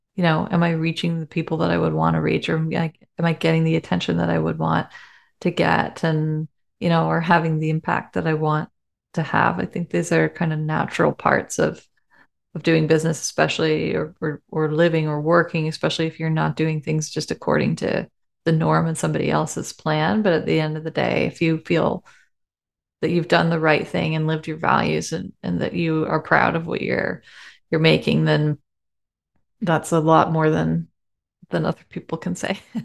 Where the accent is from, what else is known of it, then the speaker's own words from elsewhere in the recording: Canada; We're so Canadian